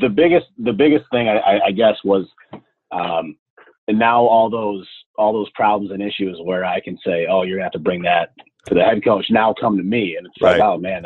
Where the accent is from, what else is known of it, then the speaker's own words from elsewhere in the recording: Scranton, Pennsylvania, United States; I am from Scranton, Pennsylvania, so northeast part of Pennsylvania.